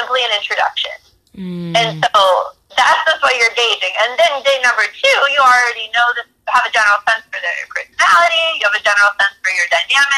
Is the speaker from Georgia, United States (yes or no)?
no; Minneapolis, Minnesota, United States; I'm from Minneapolis